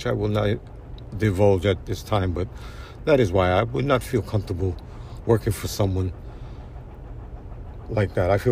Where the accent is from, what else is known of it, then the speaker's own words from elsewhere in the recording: India; moved away as an adult; now in New York, United States; over 20 years ago in my hometown in India